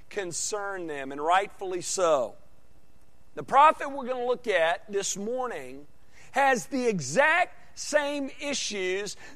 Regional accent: Arkansas, United States; I grew up in Arkansas

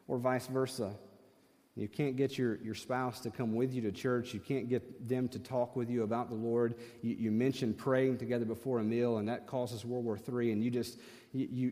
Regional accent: the South, United States; being from the South

